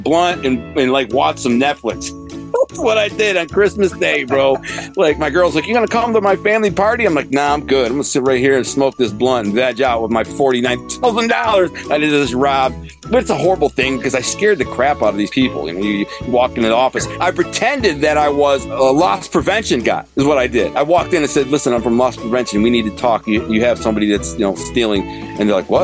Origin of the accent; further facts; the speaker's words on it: Detroit, Michigan, United States; I grew up in Detroit